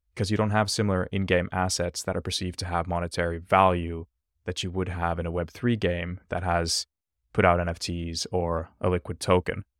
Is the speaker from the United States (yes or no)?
no; Finland; I'm originally from Finland